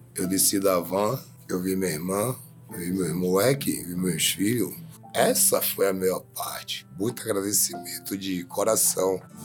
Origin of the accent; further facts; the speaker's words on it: Bahia, Brazil; moved away as an adult; A gente veio da Bahia pra trabalhar